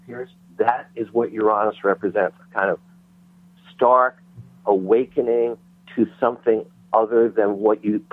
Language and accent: English; New York, United States; I was raised in New York